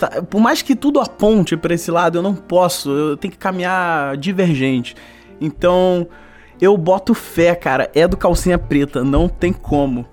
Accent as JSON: {"language": "Portuguese", "region": "Rio de Janeiro", "country": "Brazil", "accent": "carioca", "said": "a nossa dicção aqui, porque a gente é carioca"}